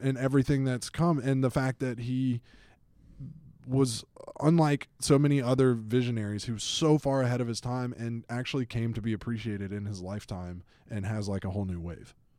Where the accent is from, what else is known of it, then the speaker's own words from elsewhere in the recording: Atlanta, Georgia, United States; I grew up in Atlanta, Georgia.